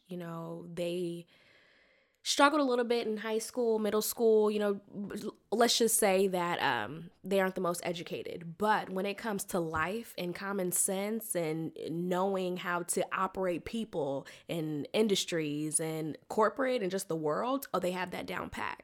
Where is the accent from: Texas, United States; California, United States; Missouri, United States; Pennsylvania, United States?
California, United States; Sacramento; accent: twang; moved away as an adult; also born or lived in Mobile, Alabama / Hampton, Virginia; now in Washington, D.C., United States; I was raised in Sacramento, California